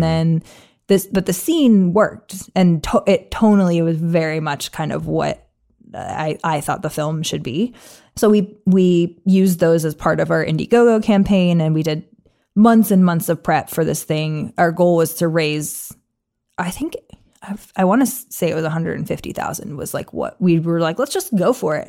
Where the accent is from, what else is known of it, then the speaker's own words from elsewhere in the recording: New England, United States; I'm from New England